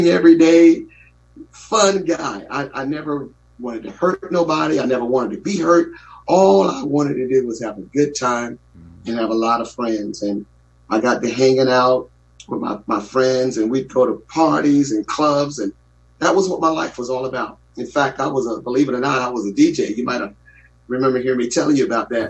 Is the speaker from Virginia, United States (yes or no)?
yes; Newport News, Virginia, United States; We grew up in Newport News, Virginia, and in a little middle, low income area.